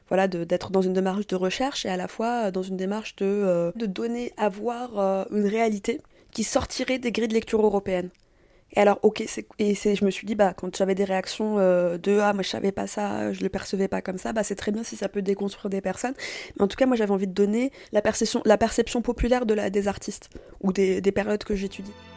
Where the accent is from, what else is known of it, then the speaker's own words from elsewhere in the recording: France; also born or lived in Tunisia (parents) / Paris; je suis née en France, de parents tunisiens